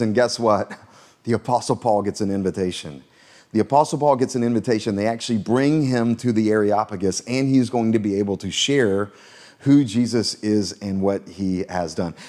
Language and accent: English; Florence, South Carolina, United States; also born or lived in Myrtle Beach, South Carolina; we moved to Myrtle Beach when I was in middle school, but actually before that, I grew up in Florence, South Carolina